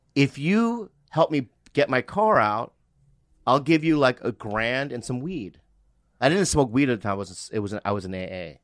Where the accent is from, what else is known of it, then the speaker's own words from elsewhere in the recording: Poway, California, United States; I'm from San Diego. The Poway is in San Diego